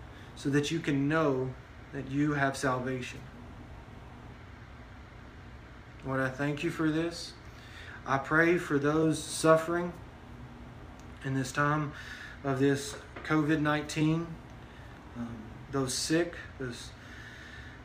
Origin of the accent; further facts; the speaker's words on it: Texas, United States; we live in Texas, right? We're a Texan